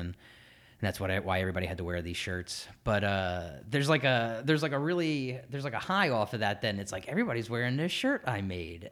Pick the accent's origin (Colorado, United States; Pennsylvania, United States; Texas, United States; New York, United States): Pennsylvania, United States; Philadelphia; born and raised in Philadelphia